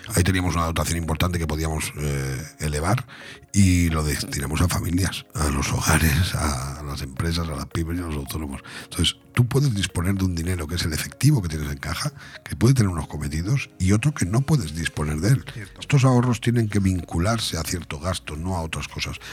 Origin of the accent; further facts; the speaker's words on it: Benidorm, Valencian Community, Spain; es mi tierra, y es la tierra de todos los venidormenses